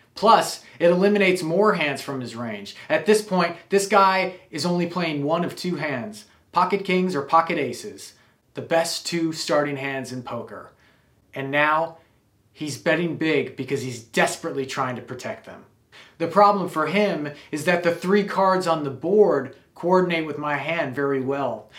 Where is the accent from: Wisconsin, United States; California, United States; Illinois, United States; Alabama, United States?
Wisconsin, United States; I grew up in Wisconsin